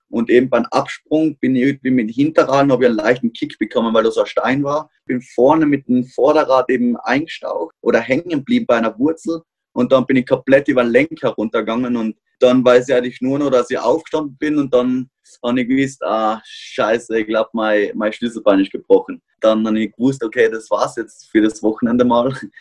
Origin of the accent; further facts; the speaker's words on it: Austria; bei uns in Österreich